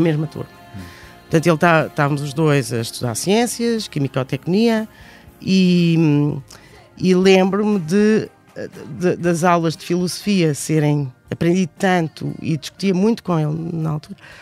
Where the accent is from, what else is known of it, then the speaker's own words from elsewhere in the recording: Alter do Chão, Alentejo, Portugal; moved away as an adult; also born or lived in Edinburgh, Scotland; cresci no Alentejo, numa vila relativamente pequena, que é famosa por causa dos famosos cavalos de Alté de Chão